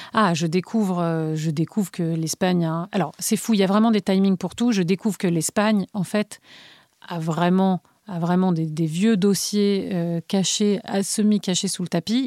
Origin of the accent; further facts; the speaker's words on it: Paris, Île-de-France, France; also born or lived in Bilbao, Spain; les chapitres de mon enfance à Paris dans les années 80